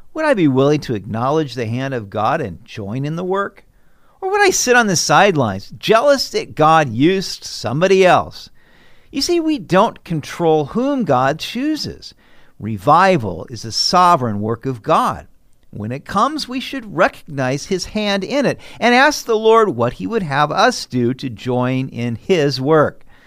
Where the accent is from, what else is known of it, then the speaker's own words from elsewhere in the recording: United States; accent: American; I'm an American